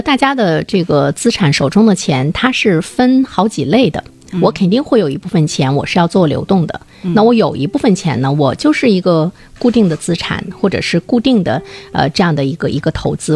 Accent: China; 我们中国人

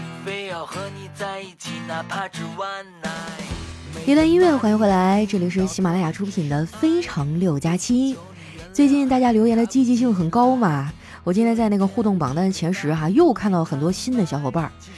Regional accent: Guangdong, China; 真的每时每刻都想回到我的家乡广东啊！

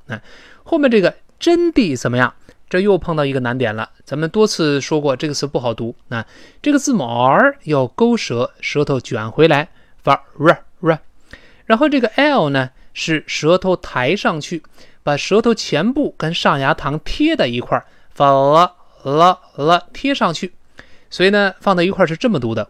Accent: China; 我们中国人

